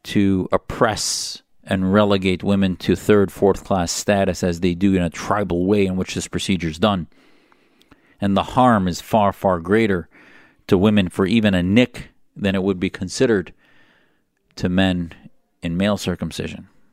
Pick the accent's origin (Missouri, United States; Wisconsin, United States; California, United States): Wisconsin, United States; my identity as a Wisconsinian, the state I was from.